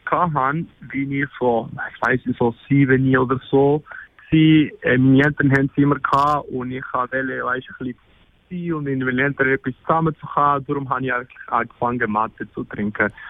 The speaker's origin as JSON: {"language": "German", "country": "Argentina", "second_language": "German", "said": "ich bin 20 Jahre alt und ich komme aus Argentinien."}